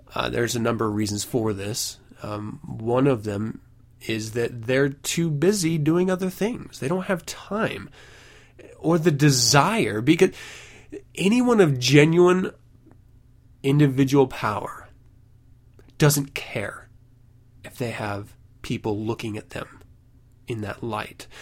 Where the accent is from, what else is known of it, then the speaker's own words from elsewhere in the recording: United States; I am an American after all